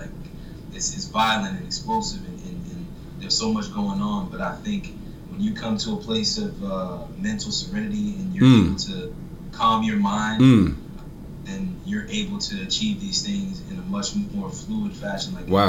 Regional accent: Florida, United States; I grew up in Florida, actually. So I was an Air Force brat.

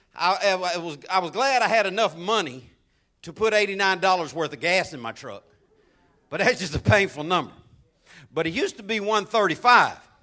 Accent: Florida, United States; as a kid growing up in Florida

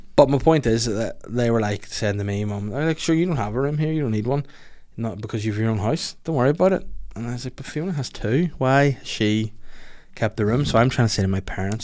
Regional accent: Holywood, Northern Ireland, United Kingdom; I'm originally from Hollywood

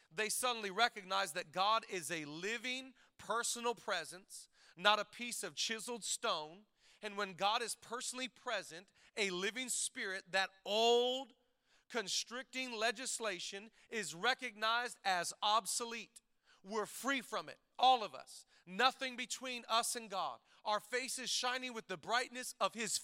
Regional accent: Shelton, Washington, United States; growing up in Shelton, Washington

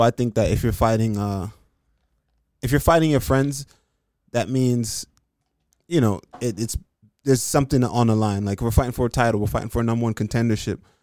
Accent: Jamaica; I'm Jamaican

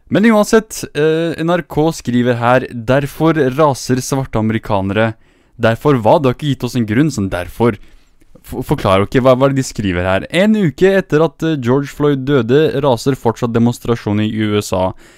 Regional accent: Middle East, Iraqi Kurdistan, Kurdistan Region, Iraq; now in Norway; Jeg er jo fra Midtøsten

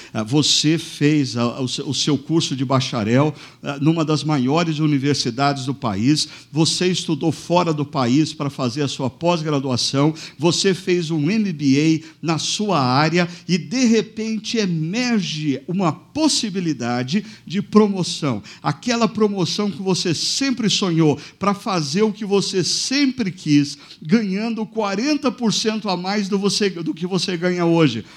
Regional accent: Brazil

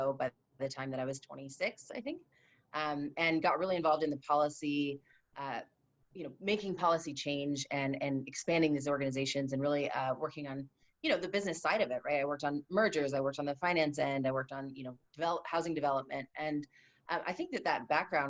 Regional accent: Santa Clarita, California, United States; also born or lived in Simi Valley; Santa Clarita, Simi Valley, basically the north side of LA County.

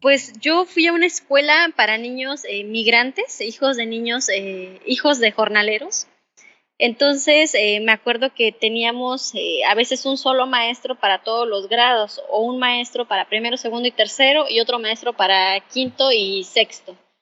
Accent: Caballo Rusio, Mixteca Alta, Oaxaca, Mexico; also born or lived in Mexico City; now in Tijuana area, Mexico; nací en la comunidad de Caballo Rusio, eh, que está como a tres horas y media de terracería de Tlaxiaco, perteneciente a la Mixteca Alta en el estado de Oaxaca

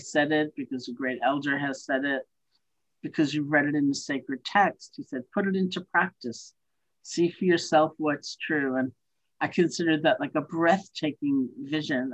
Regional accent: New York City, New York, United States; also born or lived in Buffalo, New York; I grew up in New York City.

